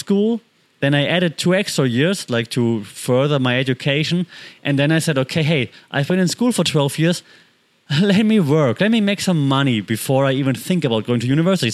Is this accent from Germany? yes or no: yes; Germany; moved away; I grew up in Germany